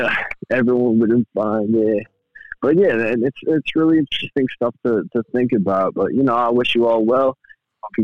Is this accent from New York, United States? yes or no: yes; Long Island, New York, United States; I'm from New York. I'm from Long Island.